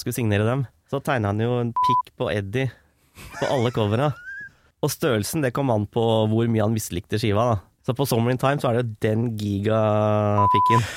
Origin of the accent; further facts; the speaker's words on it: Strømmen, Akershus, Norway; now in Løvenstad, Norway; jeg er opprinnelig fra Strømmen, men jeg bor på Løvenstad